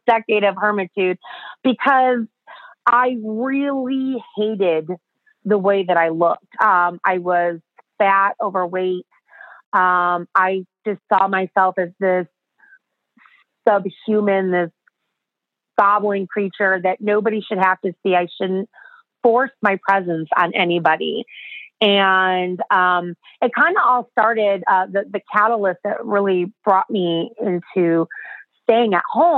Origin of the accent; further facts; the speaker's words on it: Chicago, Illinois, United States; accent: American; I'm from Chicago, so it's cold, it's frozen, there's snow everywhere